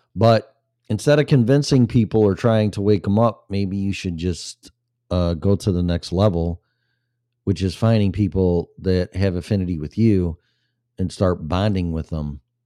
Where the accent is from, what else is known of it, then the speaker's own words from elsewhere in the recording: Illinois, United States; moved away; when I was in Illinois, my home state for Christmas with my family